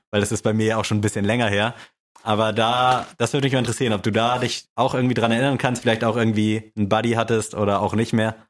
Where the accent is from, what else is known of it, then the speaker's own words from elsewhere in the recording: Buxtehude, Lower Saxony, Germany; also born or lived in Neugraben, Hamburg; ich bin zwischen 0 und 6 bin ich einmal von Buxtehude nach Neugraben gezogen, irgendwie mit drei und dann mit sechs wieder zurück nach Buxtehude